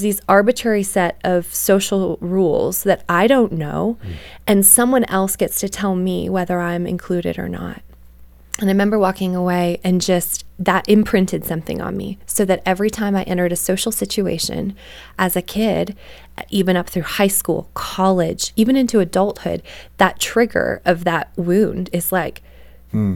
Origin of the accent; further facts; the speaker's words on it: Canada; I grew up in Canada